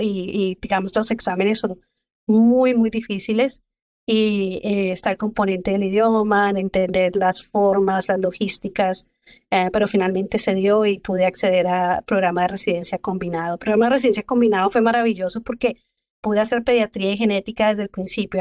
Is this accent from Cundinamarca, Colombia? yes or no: yes; Zipaquirá, Cundinamarca, Colombia; moved away as an adult; also born or lived in Bogotá; now in Texas, United States; yo soy colombiana, soy del pueblo que se llama Zipaquirá, es muy cerca de Bogotá.